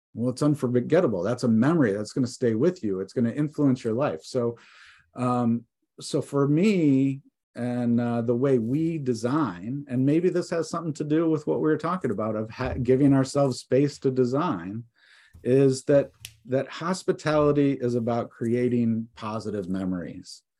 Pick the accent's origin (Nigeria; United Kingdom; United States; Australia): United States; Detroit, Michigan; moved away as an adult; also born or lived in New York City; now in Vermont, United States; I am from Michigan. I grew up s, out, right outside of Detroit